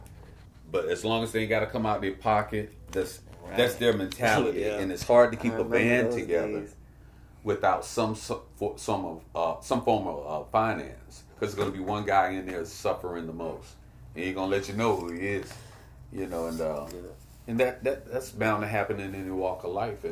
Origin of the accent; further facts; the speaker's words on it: Virginia Beach, Virginia, United States; I'm from Virginia Beach, too, on the Kentsville side